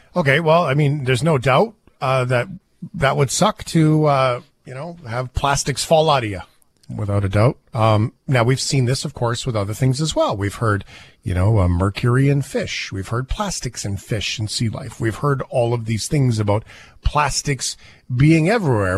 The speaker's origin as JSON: {"language": "English", "country": "Canada", "said": "I'm a Canadian"}